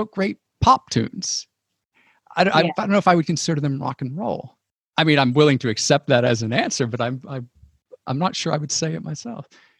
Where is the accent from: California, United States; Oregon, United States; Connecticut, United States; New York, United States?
Connecticut, United States; born or raised there